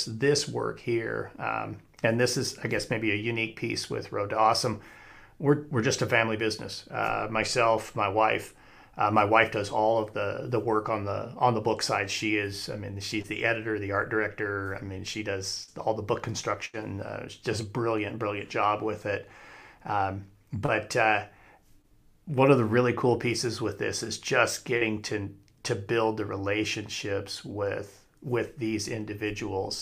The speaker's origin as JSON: {"language": "English", "town": "Casper", "region": "Wyoming", "country": "United States", "tie": "born or raised there", "also_born_or_lived": "Arizona / Colorado", "moved": "as an adult", "said": "I'm flying back into Casper, Wyoming, where I grew up"}